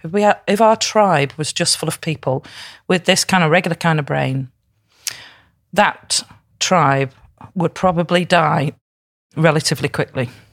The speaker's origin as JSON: {"language": "English", "town": "Crewe", "region": "North West England", "country": "United Kingdom", "moved": "yes", "lives_now": "Liverpool, United Kingdom", "said": "I'm from Crewe up the road"}